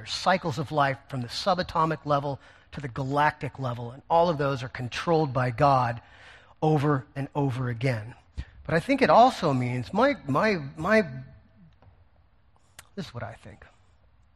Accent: United States; as Americans

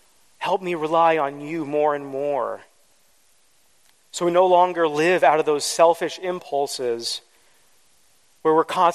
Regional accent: East Coast, United States; also born or lived in Midwest; I grew up on the East Coast and in the Midwest, where we had a lot of snow, something that's pretty foreign to most Southern California people.

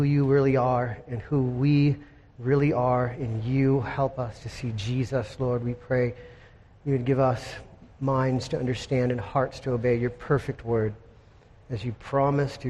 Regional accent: Encinitas, California, United States; in Encinitas, my hometown

